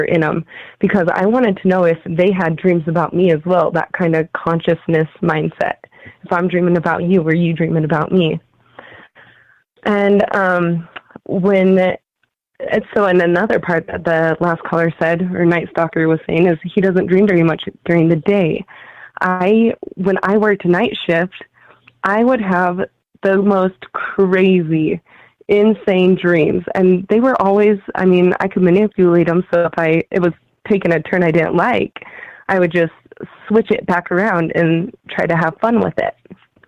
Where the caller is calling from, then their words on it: Utah, United States; I'm calling from Utah.